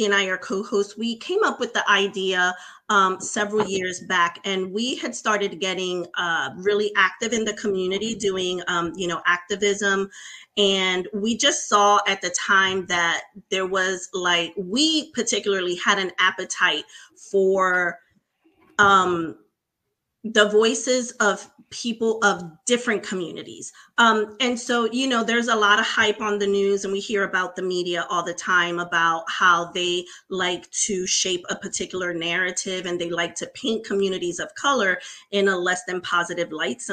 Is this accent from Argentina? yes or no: no; Puerto Rico; moved away; also born or lived in New York City, United States; I was raised in Puerto Rico, though. So my parents still continue to live in Puerto Rico today